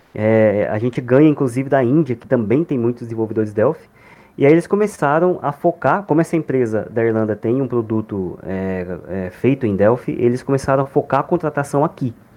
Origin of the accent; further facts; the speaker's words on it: interior of São Paulo, Brazil; moved away as an adult; also born or lived in Ribeirão Preto / Florianópolis; now in Maringá, Brazil; eu não sou natural daqui, eu sou do interior de São Paulo.